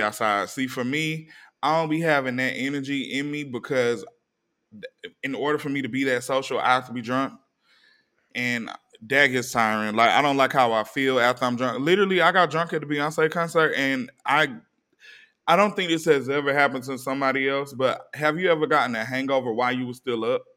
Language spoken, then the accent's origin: English; East Coast, United States; we come from the East Coast